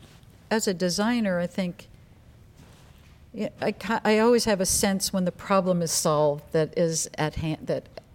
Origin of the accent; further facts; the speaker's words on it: New York, United States; moved away as an adult; now in Los Angeles, United States; I was born in New York, by the way. I'm not a Valley girl.